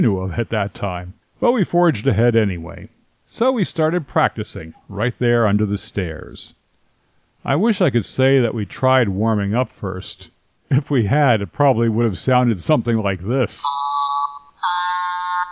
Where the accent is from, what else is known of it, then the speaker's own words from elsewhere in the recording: 45 minutes from Paramus, New Jersey, United States; the shopping center in Paramus, New Jersey, an enormous 45 minutes away from my hometown